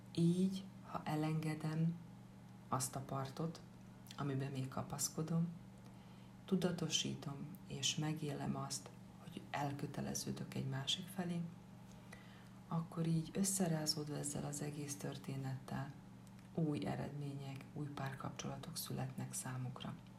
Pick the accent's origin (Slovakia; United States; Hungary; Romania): Slovakia; Upper Hungary, Felvidék; also born or lived in Bratislava; Egy kis felvidéki falucskából származom.